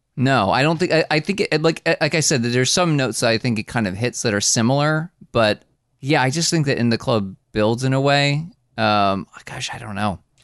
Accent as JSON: {"language": "English", "region": "New Jersey", "country": "United States", "said": "I'm from New Jersey."}